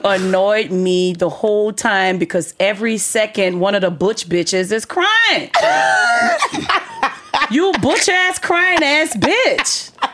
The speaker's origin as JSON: {"language": "English", "town": "New Orleans", "region": "Louisiana", "country": "United States", "tie": "born or raised there", "said": "I'm from the hood. I'm from New Orleans"}